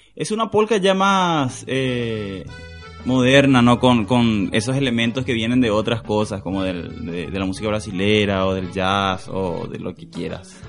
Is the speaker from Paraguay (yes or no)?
yes; Asunción, Paraguay; yo soy de Asunción, soy un capitalino